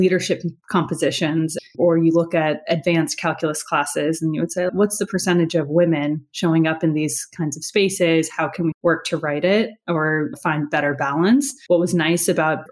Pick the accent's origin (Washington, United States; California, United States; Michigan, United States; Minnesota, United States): California, United States; Los Angeles; Born and raised in Los Angeles